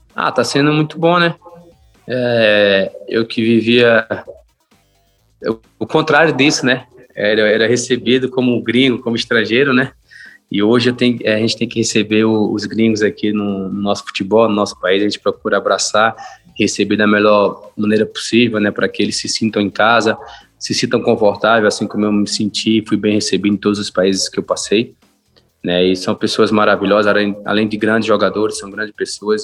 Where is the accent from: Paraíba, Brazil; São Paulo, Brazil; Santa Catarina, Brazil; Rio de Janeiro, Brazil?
Paraíba, Brazil; Campina Grande; moved away; eu sou paraibano, que eu tenho orgulho de ser paraibano